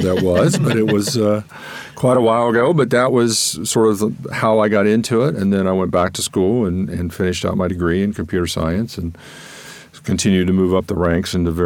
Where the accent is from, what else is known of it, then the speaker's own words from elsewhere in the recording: Columbus, Ohio, United States; moved away as an adult; also born or lived in Northern Virginia; after working in Columbus, Ohio, and born and raised in Columbus.